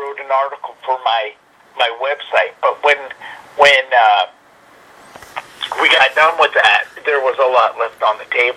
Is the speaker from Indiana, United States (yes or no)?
no; Dallas, Texas, United States; I grew up in the Dallas Fort Worth area